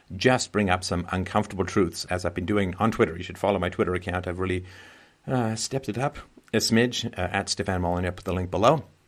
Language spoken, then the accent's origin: English; London, United Kingdom; moved away; when I grew up in London, England